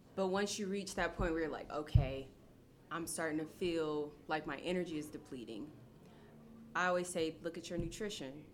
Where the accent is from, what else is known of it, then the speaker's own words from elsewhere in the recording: Akron, Ohio, United States; I'm from Akron, Ohio, born and raised